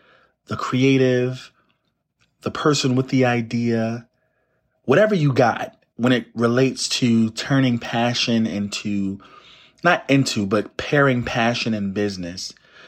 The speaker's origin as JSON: {"language": "English", "town": "Plainfield", "region": "New Jersey", "country": "United States", "said": "Like, I'm from the Northeast coast of the United States, a place called Plainfield, New Jersey."}